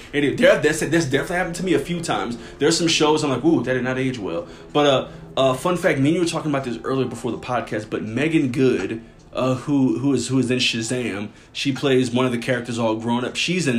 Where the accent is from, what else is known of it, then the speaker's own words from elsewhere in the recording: New Orleans, Louisiana, United States; I came from New Orleans and I was fresh off the boat.